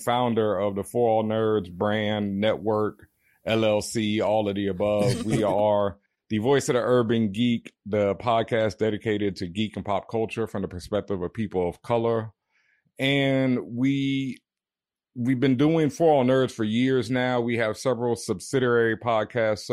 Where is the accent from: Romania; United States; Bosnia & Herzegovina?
United States; Houston, Texas; moved away as an adult; I grew up in Houston pretty much my whole life